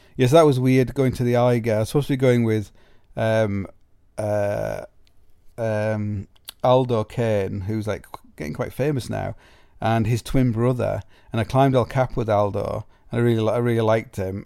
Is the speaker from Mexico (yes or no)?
no; Sheffield, Yorkshire and the Humber, United Kingdom; growing up as a climber in Sheffield